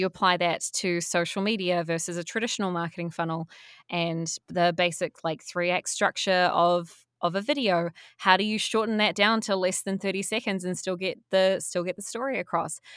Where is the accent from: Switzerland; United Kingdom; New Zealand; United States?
New Zealand; also born or lived in Wellington, New Zealand; I went to university as all Kiwi kids are encouraged to do.